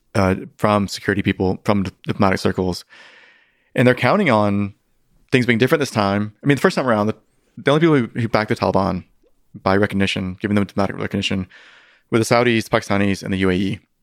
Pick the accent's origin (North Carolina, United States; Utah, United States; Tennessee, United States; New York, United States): North Carolina, United States; now in California, United States; my hometown, you know, North Carolina